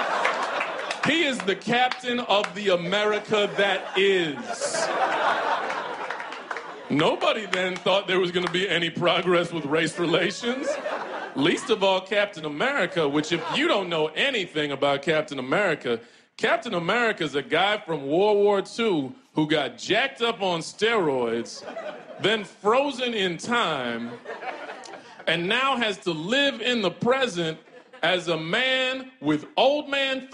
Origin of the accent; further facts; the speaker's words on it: Texas, United States; also born or lived in New York; now in Brooklyn, United States; When I was a kid growing up in Texas